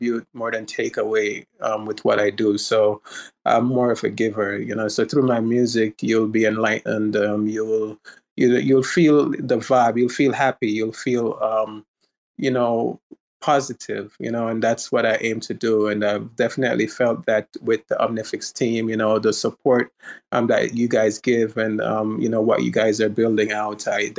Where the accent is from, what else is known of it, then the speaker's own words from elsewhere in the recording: Jamaica; now in United States; I was born and raised in Jamaica